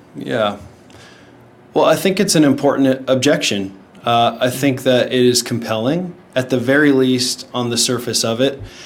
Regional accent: Shaunavon, Saskatchewan, Canada; moved away as an adult; now in Texas, United States; I'm originally from Saskatchewan, Canada. It's a little small town called Shaunavon.

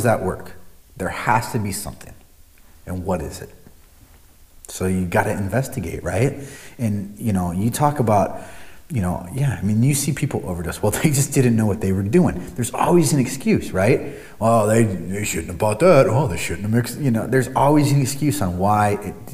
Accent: Omaha, Nebraska, United States; moved away; I grew up in Omaha, Nebraska

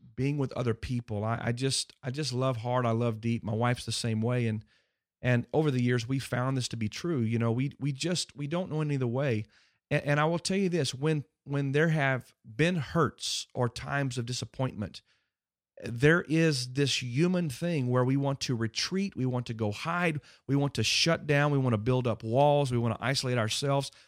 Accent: Houston, Texas, United States; growing up on Berry Creek in Houston, Texas

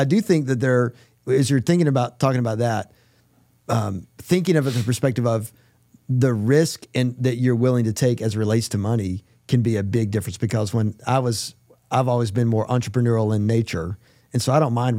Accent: North Carolina, United States; moved away; you guys know I'm from North Carolina.

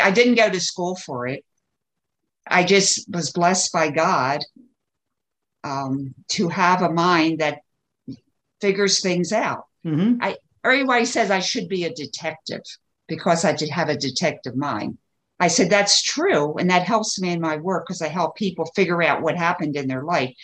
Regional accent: Baltimore, Maryland, United States; where did I grow up? In the East Coast of the United States, mm-hmm. Baltimore, Maryland

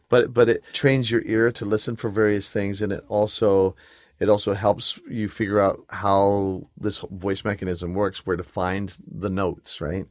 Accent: England, United Kingdom; moved away; I grew up in England

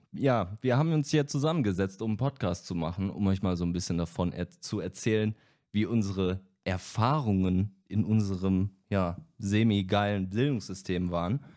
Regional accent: Düsseldorf, North Rhine-Westphalia, Germany; Ich bin der Typ, der gerade am Anfang geredet hat. Ich äh, bin 30 Jahre alt, ich komme aus Düsseldorf

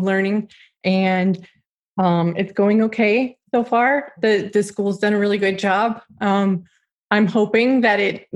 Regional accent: Milwaukee, Wisconsin, United States; moved away as an adult; now in Scotland; I'm a very proud cheesehead. I was born and raised on a farm. So I was right outside Milwaukee

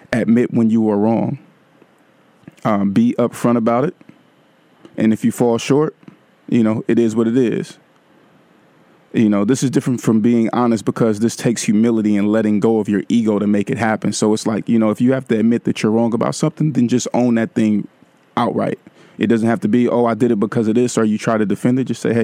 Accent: Vallejo, California, United States; Vallejo. Hey, my hometown is in the house tonight

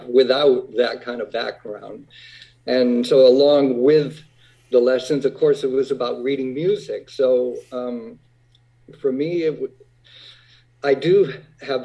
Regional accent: Whitman, Massachusetts, United States; growing up in Whitman, Massachusetts, a little town south of Boston

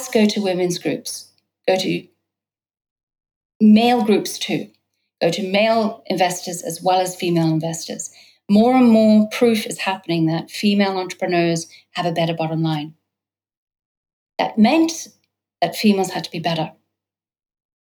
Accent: United States; moved away as an adult; also born or lived in New York / California; now in London, United Kingdom; I'm American British, and so I've been now in Britain for London as my primary base for the last 4 years. Lived in New York and California

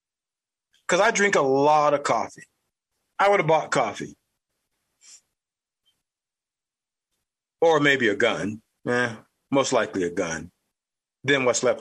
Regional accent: the South, United States; accent: southern; my southern accent

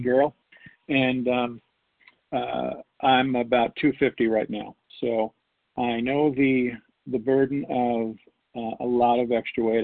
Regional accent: New York, United States; I was born and raised in New York

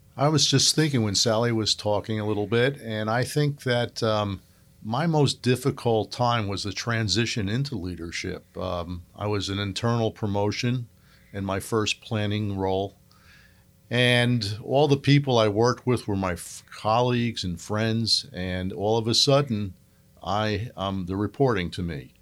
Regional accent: Northeast, United States; moved away; I grew up in the Northeast.

